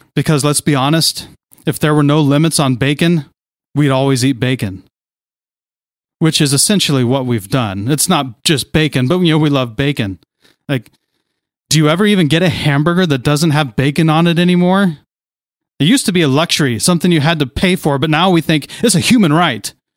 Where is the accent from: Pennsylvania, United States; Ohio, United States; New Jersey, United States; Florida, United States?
Ohio, United States; near Kings Island; Growing up near Kings Island